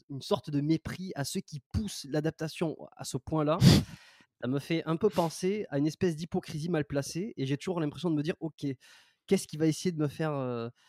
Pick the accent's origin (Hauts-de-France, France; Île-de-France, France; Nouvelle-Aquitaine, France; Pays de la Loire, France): Nouvelle-Aquitaine, France; Dax; il y en a qui savent que, que je viens de Dax. C'est assez marrant parce que c'est une petite ville, quoi. C'est pas, pas extraordinaire.